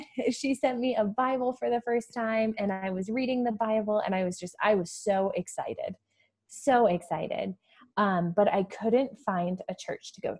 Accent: small town Iowa, United States; moved away; also born or lived in Denver, Colorado; I grew up actually in small town Iowa. I'm in the United States, grew up in small town Iowa, moved out to the big city of Denver

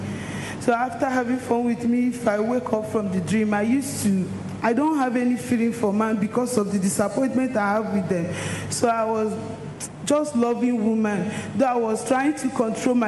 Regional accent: Anambra, Nigeria; I'm from Anambra State.

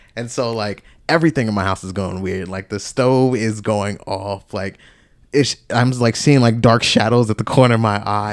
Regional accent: Georgia, United States; moved away as an adult; also born or lived in Tennessee; back down to Georgia, my hometown.

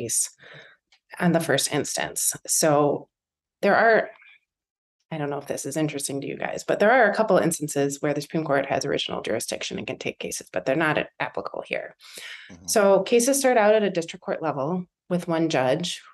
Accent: Oak Park, Illinois, United States; my hometown of Oak Park, Illinois

